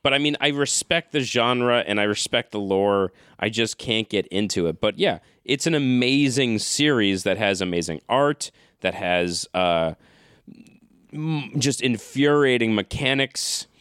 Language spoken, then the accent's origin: English; New England, United States; growing up in New England